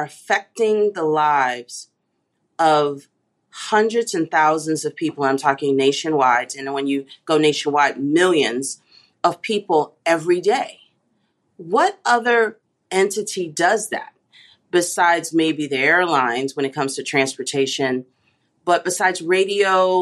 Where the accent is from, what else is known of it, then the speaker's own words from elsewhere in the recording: New York City, New York, United States; also born or lived in Texas / San Jose, California; now in Indianapolis, United States; I grew up in New York City, you know, so I became a transit girl when I was 5 years old